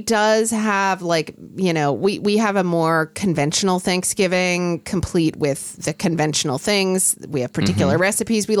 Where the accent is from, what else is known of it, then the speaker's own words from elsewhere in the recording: Oklahoma, United States; now in West Coast, United States; When I was growing up in Oklahoma